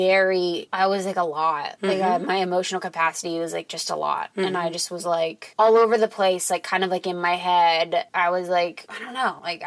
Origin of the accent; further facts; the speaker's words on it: Mason, Ohio, United States; moved away; Cincinnati, Ohio. Suburb outside, Mason, M-Town, Comets, sick Comets